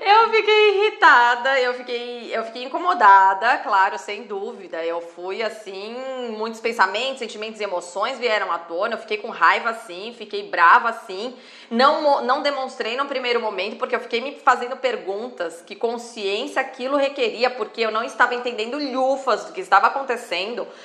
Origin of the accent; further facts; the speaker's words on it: Brazil; nós somos brasileiros